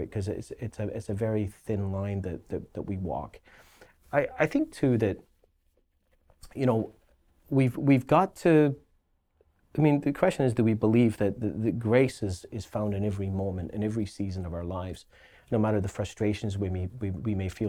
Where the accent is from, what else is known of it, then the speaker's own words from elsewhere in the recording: Glasgow, Scotland, United Kingdom; now in Halifax, Canada; I grew up in Scotland, and in Scotland, uh, being a Catholic or Protestant is inherently tribal